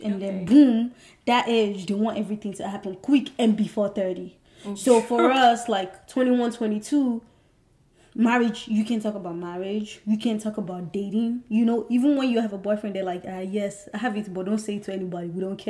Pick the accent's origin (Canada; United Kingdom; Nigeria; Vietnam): Nigeria; moved away; me as a Nigerian girl